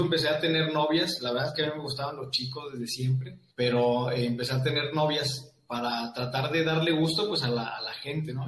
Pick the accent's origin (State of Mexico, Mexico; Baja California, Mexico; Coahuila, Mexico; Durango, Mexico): Coahuila, Mexico; Saltillo; yo soy originario de Santillo, Coahuila